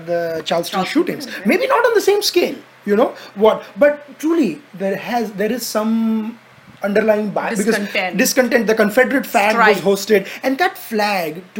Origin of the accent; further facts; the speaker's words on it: India; As an Indian